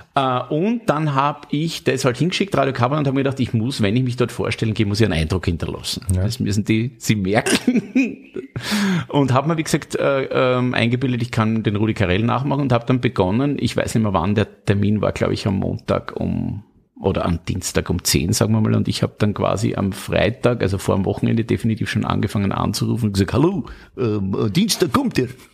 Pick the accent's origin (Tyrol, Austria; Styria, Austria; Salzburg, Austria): Styria, Austria; ich bin aus der Steiermark